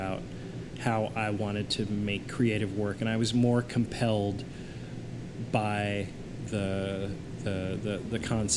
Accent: Kansas City, Missouri, United States; moved away; also born or lived in Chicago; I grew up in Kansas City, Missouri

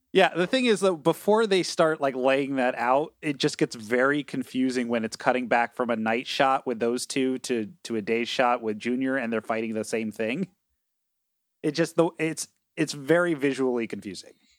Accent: Connecticut, United States; I grew up in Connecticut

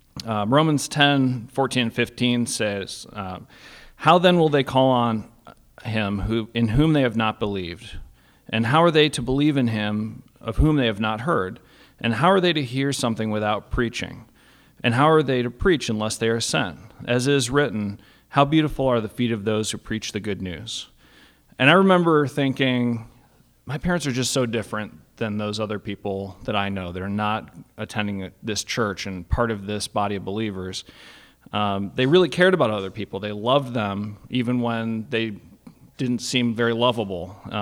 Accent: Cleveland, Ohio, United States; born there; So I was born in 1981 in Cleveland, Ohio. I'm the firstborn.

